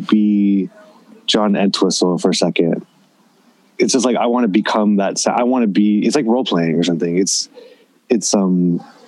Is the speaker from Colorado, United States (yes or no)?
no; Southern California, United States; growing up in Southern California in the '80s